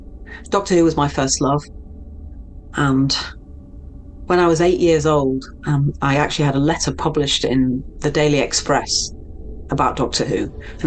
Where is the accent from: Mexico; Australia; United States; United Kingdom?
Mexico; it's a Mexican name. So I'm from Mexico originally.